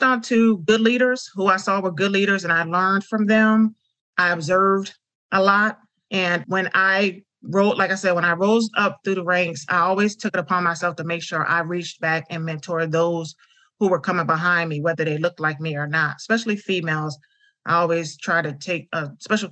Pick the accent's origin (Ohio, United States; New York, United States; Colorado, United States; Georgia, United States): New York, United States; upstate; moved away as an adult; Being from upstate New York